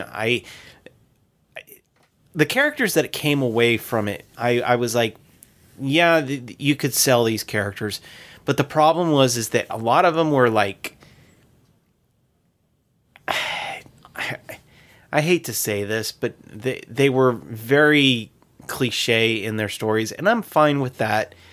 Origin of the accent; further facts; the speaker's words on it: United States; as an American